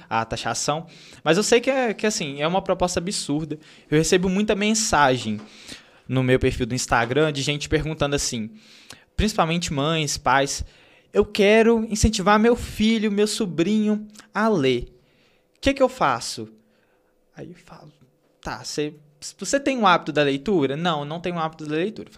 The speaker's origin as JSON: {"language": "Portuguese", "town": "Santa Bárbara do Leste", "region": "Minas Gerais", "country": "Brazil", "tie": "born or raised there", "said": "Eu cresci na roça, Uhum. Então, sou de Santa Bárbara do Leste"}